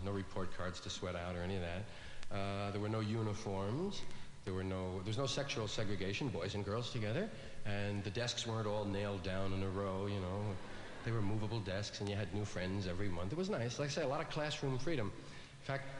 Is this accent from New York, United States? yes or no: yes; New York, United States; I was from one of those Irish neighborhoods in New York, one of those kind of parish schools